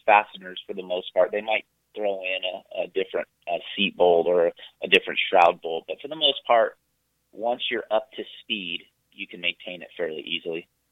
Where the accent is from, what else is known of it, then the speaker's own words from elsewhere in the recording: Santa Cruz, California, United States; I grew up in California, in Santa Cruz, California